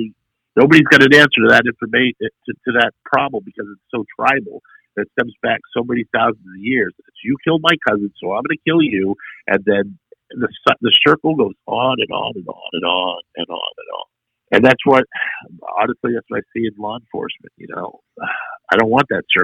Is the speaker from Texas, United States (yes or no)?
no; Maine, United States; moved away as an adult; now in Waco, United States; I'm in Waco. I'm from Maine.